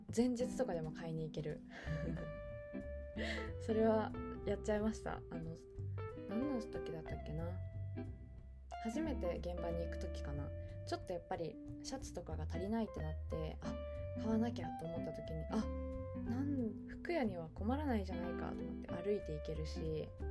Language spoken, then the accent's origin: Japanese; Hokkaido, Japan; also born or lived in Yokohama; now in Tokyo, Japan; 私北海道出身